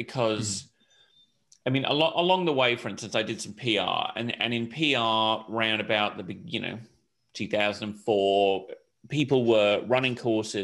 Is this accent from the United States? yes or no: no; Hong Kong; also born or lived in United Kingdom; I grew up in Hong Kong, which was a great place to grow up in the late 70s through the 80s